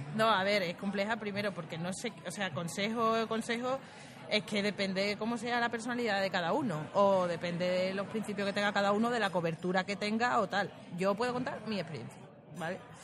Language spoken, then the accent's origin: Spanish; Spain; moved away; also born or lived in Turkey; siendo española